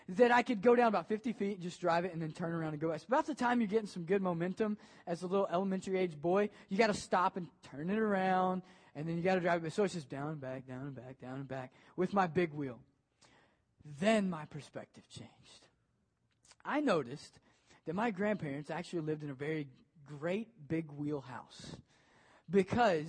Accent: Maysville, Kentucky, United States; now in Ohio, United States; I grew up in Maysville, Kentucky

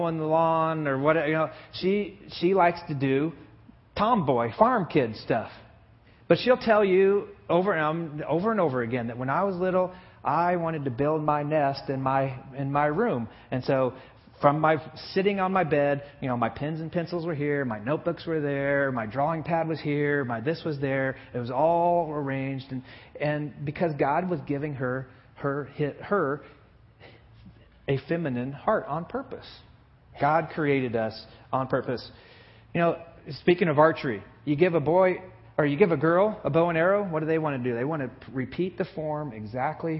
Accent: Buck Creek, Indiana, United States; I lived in a little teeny tiny town in northern Indiana called Buck Creek, Indiana, when I was in third and fourth grade

